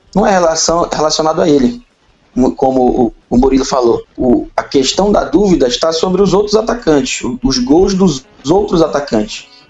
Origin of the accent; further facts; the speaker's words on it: Belém, Pará, Brazil; eu tenho 38 anos, nasci em Belém